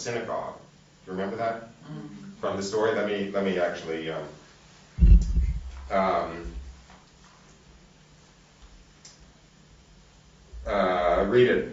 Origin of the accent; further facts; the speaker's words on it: New York, United States; being maybe a New Yorker.